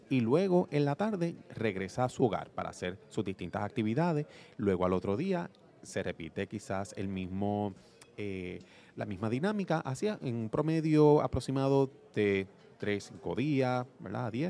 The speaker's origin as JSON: {"language": "Spanish", "town": "Ponce", "country": "Puerto Rico", "tie": "born or raised there", "said": "Nacido y criado aquí de, de Ponce"}